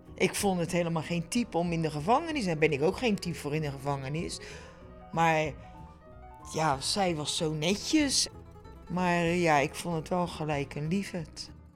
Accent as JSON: {"language": "Dutch", "country": "Netherlands", "said": "ik als Nederlandse vrouw"}